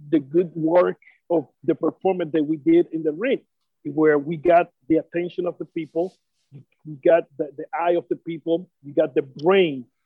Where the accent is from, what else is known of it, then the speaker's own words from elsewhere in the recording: Puerto Rico; as a Puerto Rican